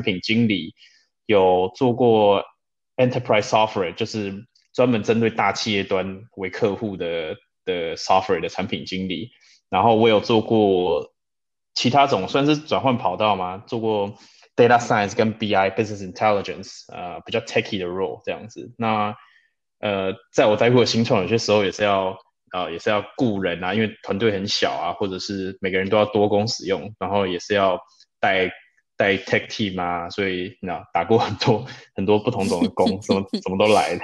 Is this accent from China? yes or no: no; Taipei, Taiwan; moved away as an adult; also born or lived in Munich, Germany; now in Berlin, Germany; 我来德国很多年了啦，我是在台北长大的。不过我退伍之后就决定到慕尼黑去实习